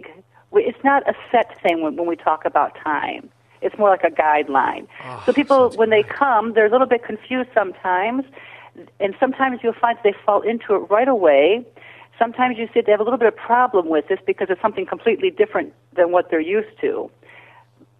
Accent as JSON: {"language": "English", "country": "United States", "tie": "born or raised there", "accent": "American", "moved": "as an adult", "lives_now": "Ikaria, Greece", "said": "I'm half American and half Ikarian, and I was born and raised in the States."}